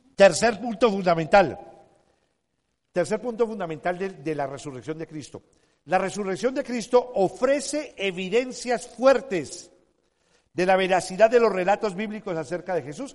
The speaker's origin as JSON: {"language": "Spanish", "country": "Colombia", "said": "Nací un 9 de abril en, uno de los aniversarios de la muerte de Jorge Elías el Gaitán"}